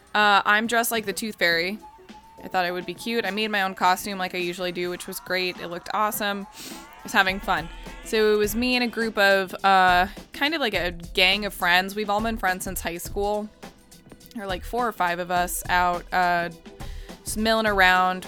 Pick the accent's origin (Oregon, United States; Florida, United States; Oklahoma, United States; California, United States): Florida, United States; Orlando; growing up in Orlando